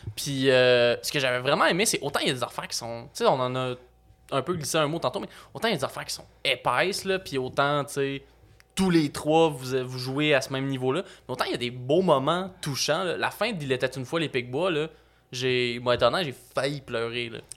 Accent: Repentigny, Quebec, Canada; je viens de Repentigny

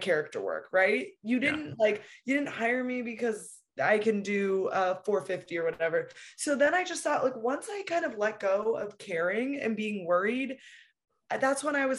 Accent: West Coast of Canada, Canada; I'm from the West Coast of Canada

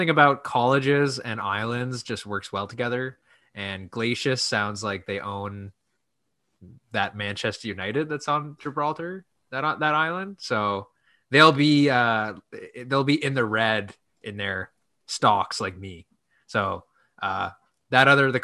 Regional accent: Ottawa, Ontario, Canada; my hometown

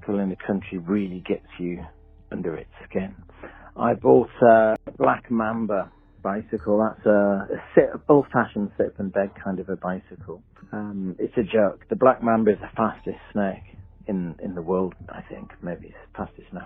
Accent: England, United Kingdom; I'm from England

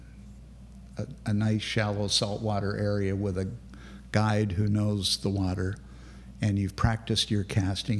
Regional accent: Canada; also born or lived in Grand Cayman / Bonita Springs; we're from Canada

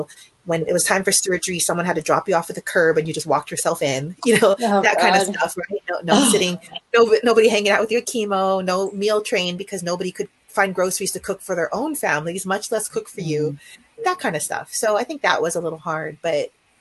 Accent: Hawaii, United States; now in California, United States; I grew up in Hawaii with my single parent mom

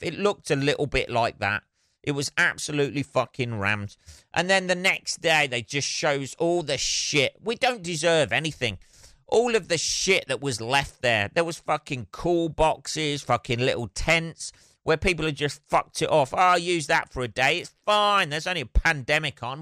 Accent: Northampton, East Midlands, United Kingdom; My hometown

